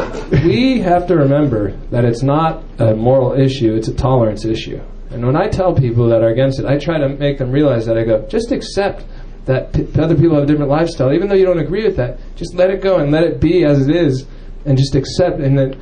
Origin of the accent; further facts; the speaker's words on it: California, United States; I'm from the Bay Area, you know, I live up there, and proud to be from a very tolerant part of the United States